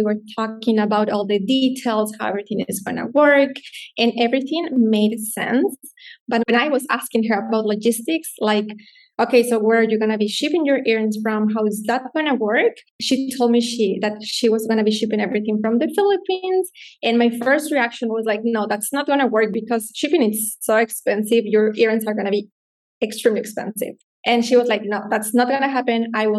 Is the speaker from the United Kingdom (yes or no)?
no; Ecuador; moved away as an adult; now in Canada; I was born and raised in Ecuador, and I moved here to Canada 4 years ago.